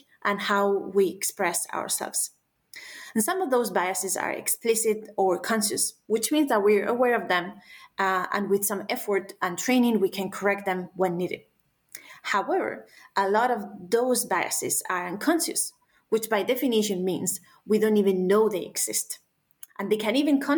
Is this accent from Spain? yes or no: yes; Spain; moved away as an adult; also born or lived in United Kingdom; now in Denmark; I was born in Spain